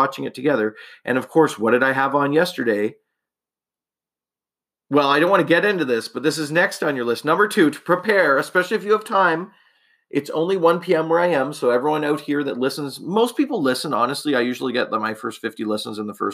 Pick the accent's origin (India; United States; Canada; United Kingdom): Canada; I'm a Canadian